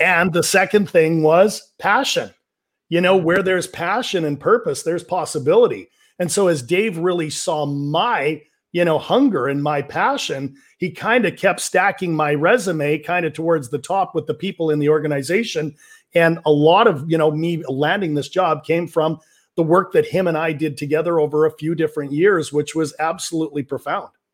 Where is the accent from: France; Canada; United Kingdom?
Canada; Vancouver, British Columbia; I'm from Vancouver, British Columbia, Canada